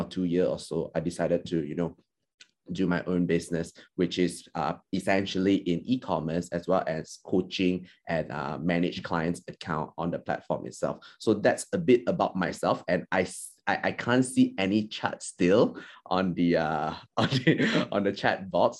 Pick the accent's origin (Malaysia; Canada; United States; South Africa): Malaysia; first language Chinese; English is a second language; also born or lived in Perth, Australia; I'm from Malaysia